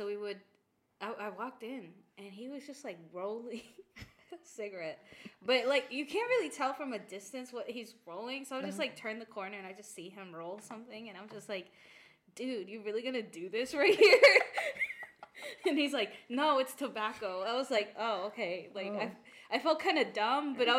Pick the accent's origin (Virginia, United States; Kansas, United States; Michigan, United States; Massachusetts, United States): Virginia, United States; We're from Virginia.